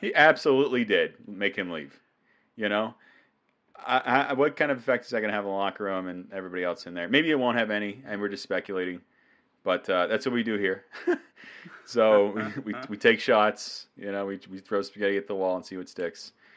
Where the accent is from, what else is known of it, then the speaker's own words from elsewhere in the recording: New England, United States; I'm from New England